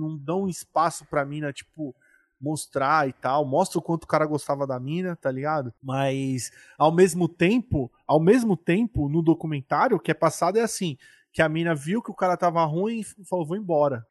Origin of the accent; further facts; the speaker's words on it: São Paulo, Brazil; como nós somos aqui de São Paulo